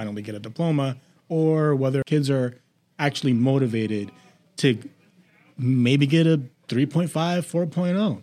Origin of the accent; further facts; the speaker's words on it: Boston, Massachusetts, United States; I am from Boston